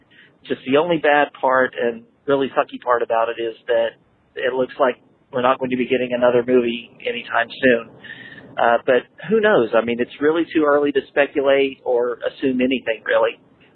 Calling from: North Carolina, United States; I'm calling from North Carolina.

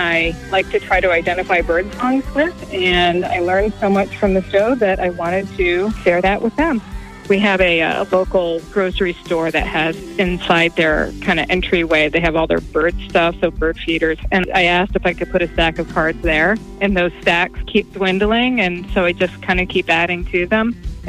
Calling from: Wakefield, Rhode Island, United States; I'm calling from Wakefield, Rhode Island.

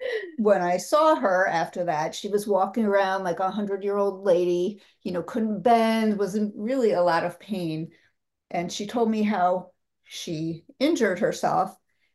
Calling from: Princeton, New Jersey, United States; We are in Princeton, New Jersey.

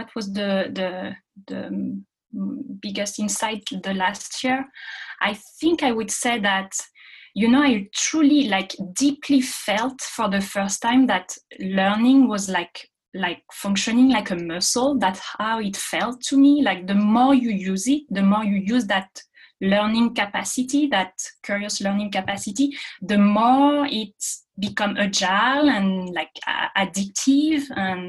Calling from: Paris, Île-de-France, France; I'm calling from Paris tonight.

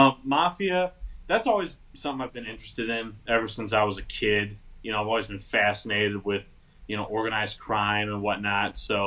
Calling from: Michigan, United States

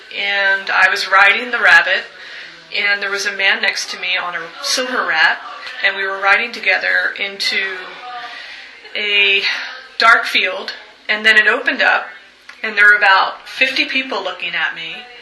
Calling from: Portland, Oregon, United States; I'm calling from Portland, Oregon

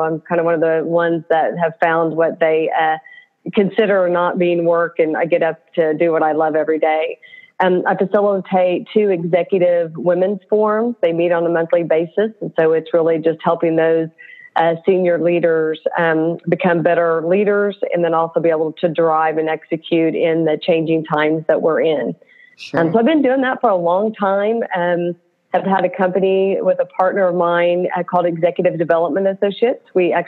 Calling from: Oklahoma City, Oklahoma, United States; From Oklahoma City.

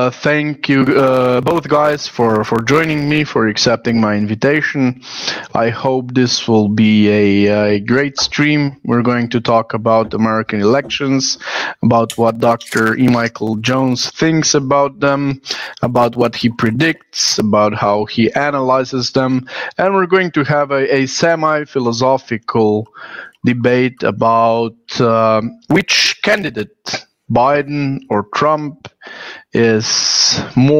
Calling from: Slovenia; Good evening. I'm streaming from Slovenia, where there's evening.

